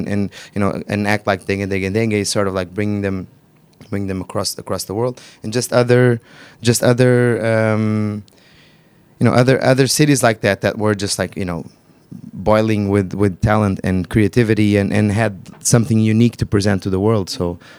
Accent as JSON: {"language": "English", "region": "Lisbon", "country": "Portugal", "tie": "born or raised there", "said": "And then we grew up in Lisbon"}